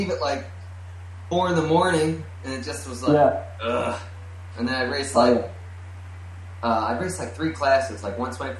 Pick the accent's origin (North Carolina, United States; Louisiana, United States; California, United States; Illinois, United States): Illinois, United States; Joliet; that's where I was raised when I was younger.